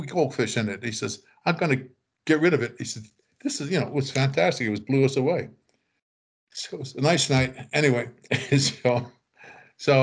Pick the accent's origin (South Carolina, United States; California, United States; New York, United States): New York, United States; We're from New York